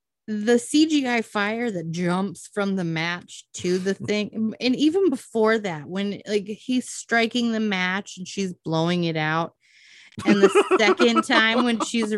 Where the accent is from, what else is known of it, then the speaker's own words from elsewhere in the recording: Iowa, United States; I come from Iowa.